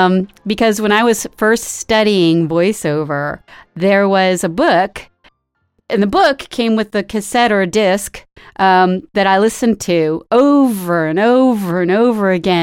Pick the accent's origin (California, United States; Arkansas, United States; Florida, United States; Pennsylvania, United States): California, United States; Bay Area; I'm from the Bay Area, too.